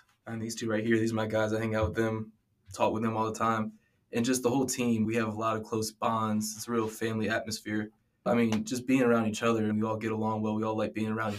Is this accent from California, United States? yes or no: no; Virginia Beach, Virginia, United States; I'm a sophomore running back from Virginia Beach